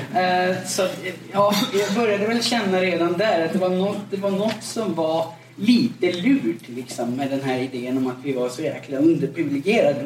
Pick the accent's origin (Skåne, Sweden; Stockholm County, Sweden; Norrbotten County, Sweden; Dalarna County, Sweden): Norrbotten County, Sweden; Gällivare; now in Gothenburg, Sweden; jag är född och uppvuxen i eh, övre Norrlands inland, uppe i Gällivare